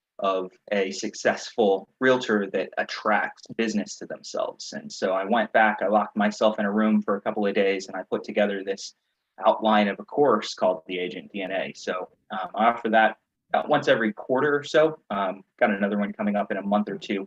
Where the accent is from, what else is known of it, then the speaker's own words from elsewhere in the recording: mountains of Virginia, United States; now in North Carolina, United States; I grew up in Virginia